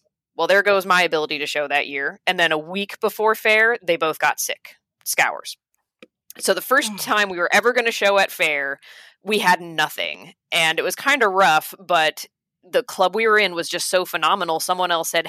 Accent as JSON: {"language": "English", "area": "Dutchess County", "region": "New York", "country": "United States", "tie": "born or raised there", "said": "I'm from Dutchess County, where John is from."}